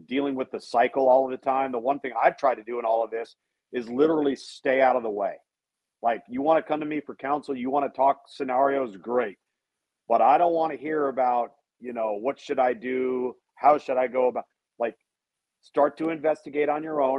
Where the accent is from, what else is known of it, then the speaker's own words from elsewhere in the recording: Southern California, United States; also born or lived in Pasadena, California / Tempe, Arizona; I was born in Pasadena, grew up predominantly entirely in Southern California, aside from several years in Tempe, Arizona, when my dad was at Arizona State